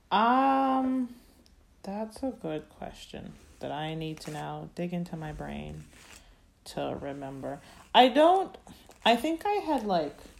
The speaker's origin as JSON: {"language": "English", "region": "Florida", "country": "United States", "said": "I'm very proud to be from Florida"}